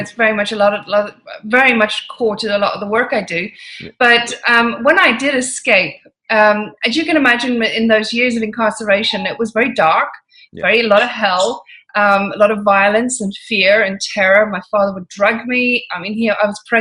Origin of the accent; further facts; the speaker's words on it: Ireland; moved away as an adult; now in London, United Kingdom; Irish parents, moved back to Ireland. And I lived a very unusual life in Ireland